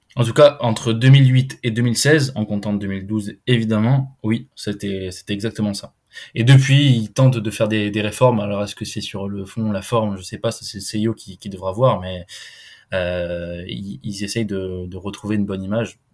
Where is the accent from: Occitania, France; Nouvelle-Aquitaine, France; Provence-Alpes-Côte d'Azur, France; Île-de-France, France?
Nouvelle-Aquitaine, France; Lot-et-Garonne; je suis originaire du Lot-et-Garonne, j'ai grandi, j'ai grandi là-bas